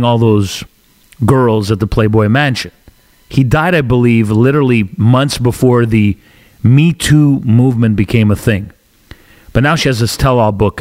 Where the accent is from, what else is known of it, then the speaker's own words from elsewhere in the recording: Canada; I'm Canadian